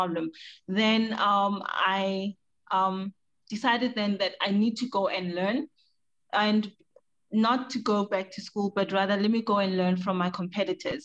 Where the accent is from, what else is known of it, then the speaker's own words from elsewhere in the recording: South Africa; moved away as an adult; now in Ghana; I was born, raised, educated, and started my career in South Africa